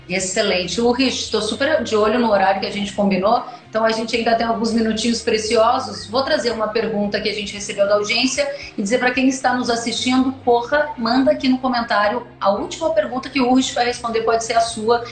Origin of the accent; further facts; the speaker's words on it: Rio Grande do Sul, Brazil; como boa gaúcha que sou